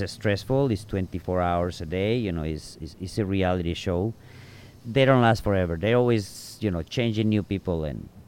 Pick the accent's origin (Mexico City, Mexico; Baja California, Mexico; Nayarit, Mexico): Nayarit, Mexico; Tepic; English is a second language; moved away as an adult; also born or lived in Arizona; now in Sayulita, Mexico; Tepic, T-E-P-A-C. That is where I grew up, and I was there until I was the age of 21.